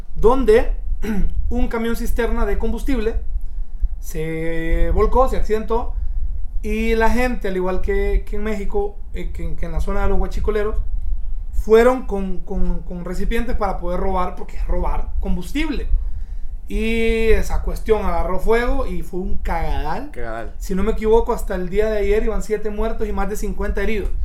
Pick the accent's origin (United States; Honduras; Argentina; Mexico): Honduras; moved away as an adult; also born or lived in London; yo cuando me gradué me fui para Londres a trabajar, como muchos hondureños